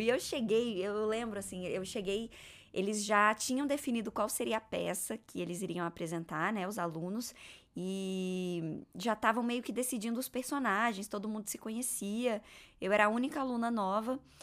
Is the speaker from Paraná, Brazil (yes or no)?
no; Gama, Federal District, Brazil; moved away; Eu nasci em Brasília, eu sempre morei no Gama, que é uma cidade satélite de Brasília.